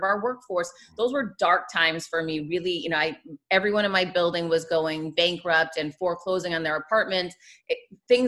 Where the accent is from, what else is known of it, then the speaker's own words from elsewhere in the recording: Worcester, Massachusetts, United States; moved away as an adult; also born or lived in Michigan / Florida; now in Miami, United States; I grew up in Worcester, Massachusetts